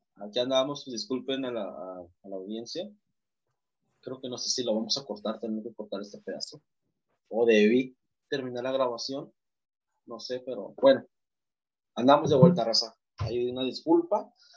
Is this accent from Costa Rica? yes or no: no; Mexico; yo soy mexicano